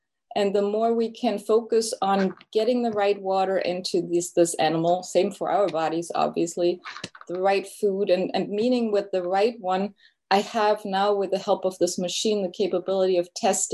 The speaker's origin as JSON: {"language": "English", "country": "Germany", "also_born_or_lived": "Munich, Germany", "moved": "as an adult", "lives_now": "United States", "said": "I am originally from Germany. I studied in Germany, in Munich, and came over to the United States in 2000."}